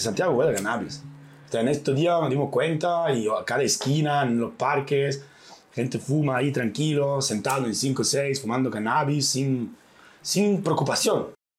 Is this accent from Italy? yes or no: yes; northern Italy, Italy; Spanish is a second language; now in Amsterdam, Netherlands; soy, de Italia y llego de un pueblo, pueblo muy, muy pequeño en la montaña del norte de Italia.